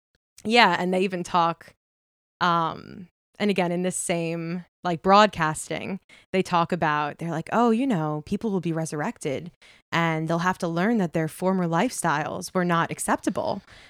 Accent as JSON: {"language": "English", "town": "Setauket", "region": "New York", "country": "United States", "tie": "born or raised there", "said": "I grew up in Long Island."}